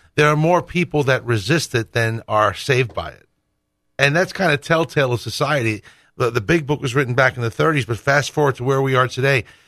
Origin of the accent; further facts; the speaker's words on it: Northeast, United States; I grew up Roman Catholic in the Northeast